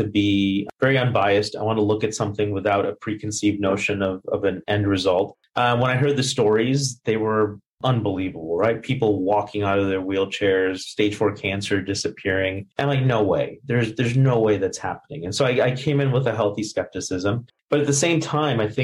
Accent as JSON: {"language": "English", "country": "India", "tie": "born or raised there", "also_born_or_lived": "Missouri, United States", "moved": "yes", "said": "I was born in India"}